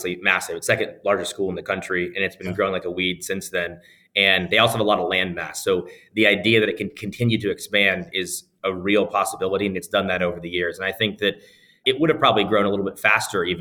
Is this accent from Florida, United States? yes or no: yes; Sarasota, Florida, United States; moved away as an adult; also born or lived in Orlando, Florida; now in Chicago, United States; I grew up in Sarasota, Florida, born and raised.